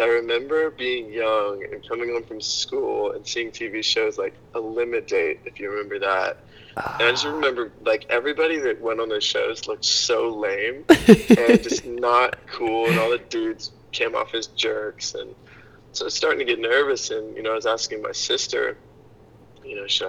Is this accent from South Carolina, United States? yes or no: yes; Hilton Head Island, South Carolina, United States; I grew up on Hilton Head Island, South Carolina